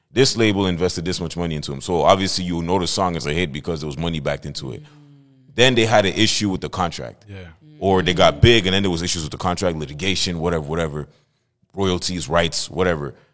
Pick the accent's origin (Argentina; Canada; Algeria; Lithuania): Canada; Montreal, Quebec; Um, I'm from Montreal, born and raised. Uh, my blood, my family's from Cameroon, from the motherland